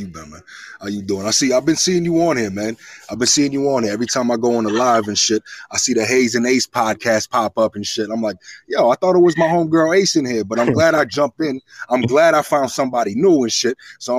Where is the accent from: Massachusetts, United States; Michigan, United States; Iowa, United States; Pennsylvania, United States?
Massachusetts, United States; now in Virginia, United States; I'm originally from Massachusetts, but right now I'm in Virginia and shit. This is where I rest my head at for the time being.